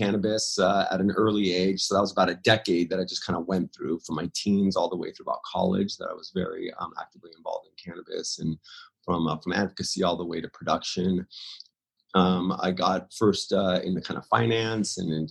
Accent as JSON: {"language": "English", "town": "Los Angeles", "region": "California", "country": "United States", "tie": "born or raised there", "also_born_or_lived": "Orange County, California", "said": "I was kind of born and raised in Hollywood in the LA area"}